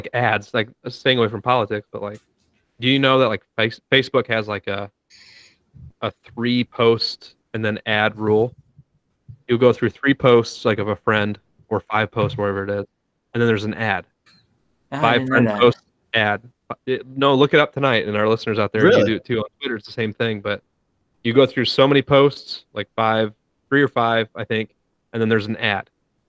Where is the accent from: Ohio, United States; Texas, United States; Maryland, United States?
Ohio, United States; we're from Ohio